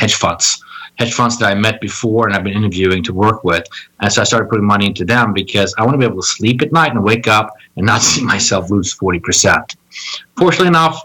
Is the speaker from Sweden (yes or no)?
yes; Stockholm, Stockholm County, Sweden; also born or lived in Washington, D.C.; now in New York, United States; I originally was born and raised in Stockholm, Sweden